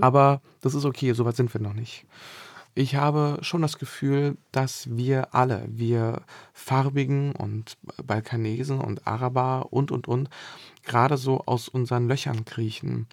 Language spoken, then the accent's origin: German; Berlin, Germany; also born or lived in Bosnia and Herzegovina; dann bin ich in Bezirken aufgewachsen, wo die Häuser so sehr weit auseinander standen